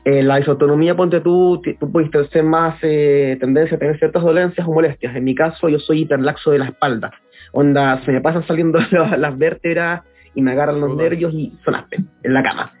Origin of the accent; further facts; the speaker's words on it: Santiago, Santiago Metropolitan Region, Chile; nací y crecí en Santiago de la, de la región metropolitana